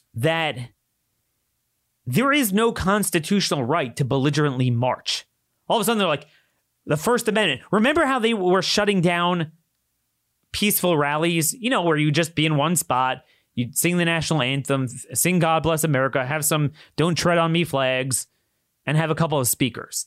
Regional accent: Baltimore, Maryland, United States; in Baltimore, in my hometown

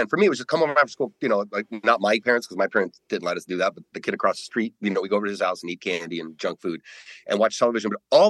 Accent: Colorado, United States; growing up in Colorado

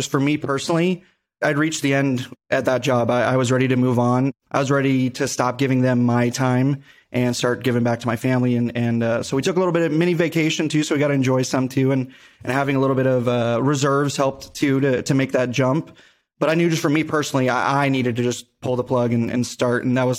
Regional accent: Henderson, Nevada, United States; born and raised in Vegas, more specifically Henderson, go Gators.

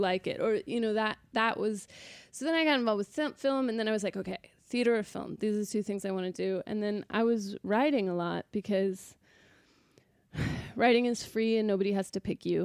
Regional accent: Sacramento, California, United States; born or raised there

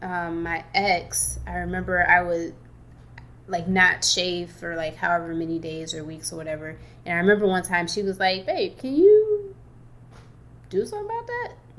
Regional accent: Detroit, Michigan, United States; As a kiddo growing up in Detroit

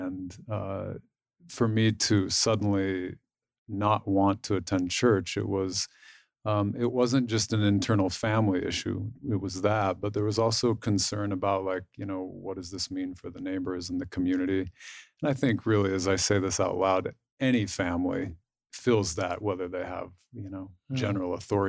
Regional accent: Salt Lake City, Utah, United States; I grew up in Salt Lake City mostly, and I got married just a few years ago at the age of 36.

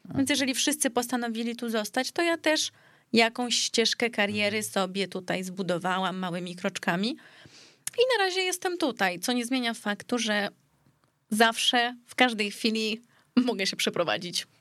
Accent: Greece; now in Warsaw, Poland; Urodziłam w się w Polsce, bo akurat wtedy byliśmy w Polsce, u nas na, na Żelaznej, ale później bardzo długi czas się wychowywałam w Grecji

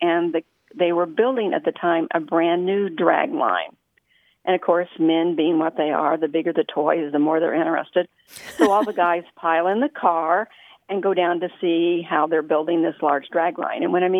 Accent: Dugger, Indiana, United States; now in Terre Haute, United States; I grew up southeast of here in a little town called Duggar, Indiana, and it's in west central Indiana, and it's mining country. Years ago, it was deep mines, and now it's surface mining.

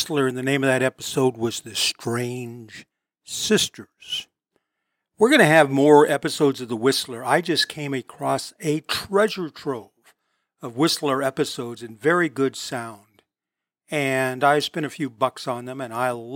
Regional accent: Long Beach, California, United States; my hometown of Long Beach

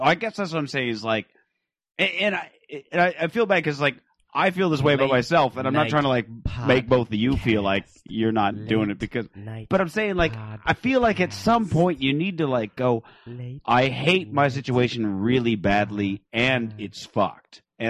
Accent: Phoenix, Arizona, United States; I come from Phoenix where people are like intentionally homeless

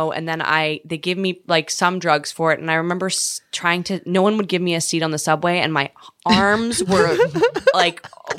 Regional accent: Canada; now in New York, United States; I'm from Canada.

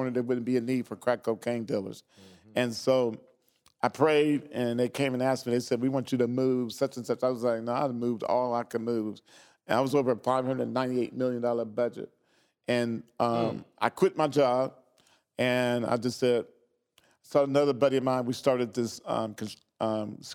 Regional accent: Xenia, Ohio, United States; grew up in Xenia, Ohio, outside of Central State

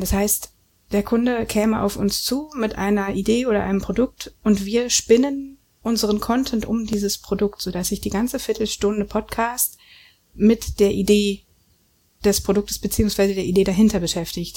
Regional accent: Germany; Ich bin nun aus der DDR

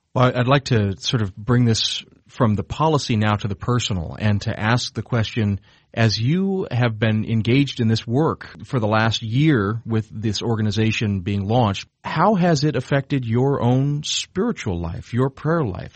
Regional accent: South Georgia, United States; now in Chicago, United States; where I grew up in South Georgia

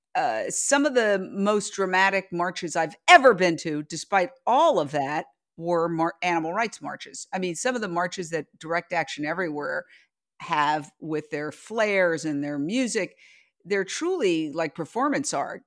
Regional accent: New York, United States; moved away as an adult; now in Los Angeles, United States; I grew up in Midtown Manhattan, across the street from Carnegie Hall

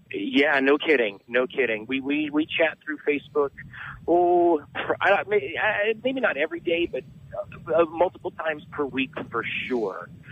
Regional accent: Southern California, United States; also born or lived in San Diego; I'm from Southern California, but right now I reside in San Diego

